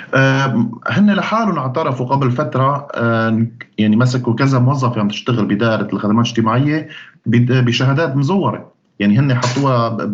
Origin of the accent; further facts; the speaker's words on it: Syria; moved away as an adult; also born or lived in Sweden; أنا مواطن سوري